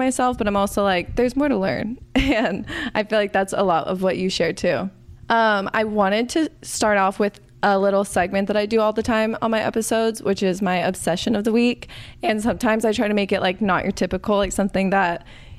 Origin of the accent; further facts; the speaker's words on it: Arizona, United States; I grew up in Arizona.